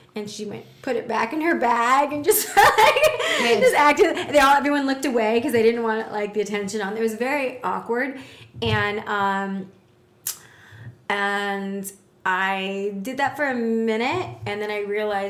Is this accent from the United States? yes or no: yes; Texas, United States; I'm from Texas